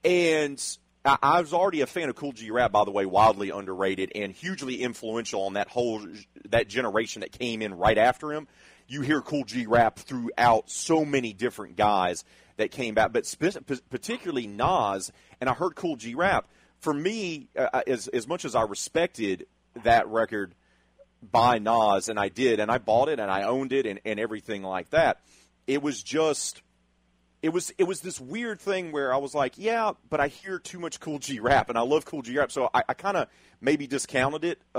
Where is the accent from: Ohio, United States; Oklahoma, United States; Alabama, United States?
Alabama, United States; also born or lived in Louisiana / Illinois; growing up in the South, in Alabama, and then in the West Bank of New Orleans, and then Gonzales, and then I actually moved up to Central Illinois